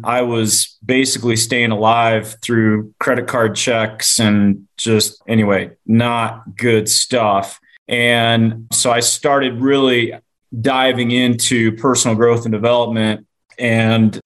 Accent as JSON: {"language": "English", "town": "Loveland", "region": "Colorado", "country": "United States", "tie": "born or raised there", "said": "I grew up in Loveland, Colorado, which is 60 miles north of Denver"}